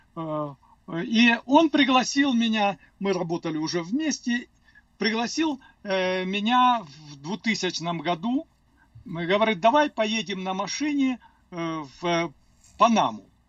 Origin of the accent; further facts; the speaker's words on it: Cherkessk, Karachay-Cherkessia, Russia; first language Russian; moved away as an adult; also born or lived in Azerbaijan; now in Denver, United States; я родился в Азербайджане, и, как сказали, уже меня перевезли. Я не сам переехал, пятилетнем возрасте перевезли в город Черкесск